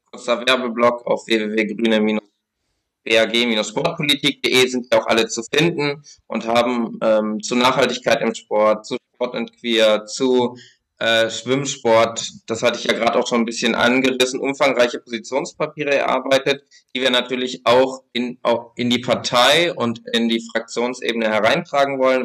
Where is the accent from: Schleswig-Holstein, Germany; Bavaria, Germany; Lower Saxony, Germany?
Lower Saxony, Germany; bei mir in Niedersachsen, wo ich herkomme